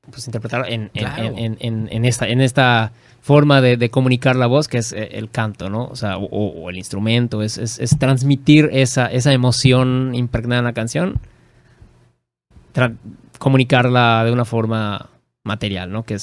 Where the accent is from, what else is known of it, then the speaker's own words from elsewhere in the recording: Mexico; porque no somos ni españoles ni indígenas, somos mexicanos.